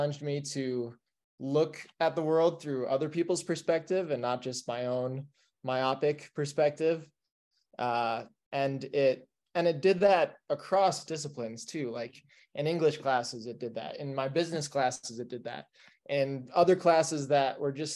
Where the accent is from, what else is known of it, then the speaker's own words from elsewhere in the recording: Iowa, United States; moved away as an adult; now in Denver, United States; a middle-class white kid from Iowa